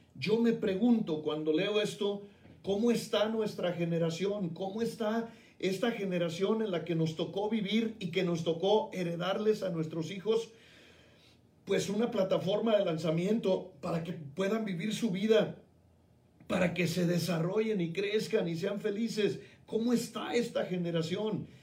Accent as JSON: {"language": "Spanish", "country": "Mexico", "lives_now": "Guadalajara, Mexico", "said": "mi país"}